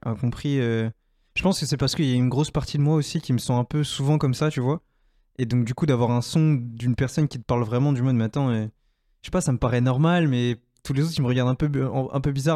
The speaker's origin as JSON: {"language": "French", "country": "France", "said": "ma vie en tant que Français, etc., euh, depuis que je suis né euh, et sur plusieurs générations"}